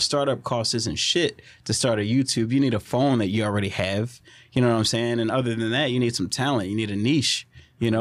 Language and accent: English; Orange, Texas, United States; my hometown's Orange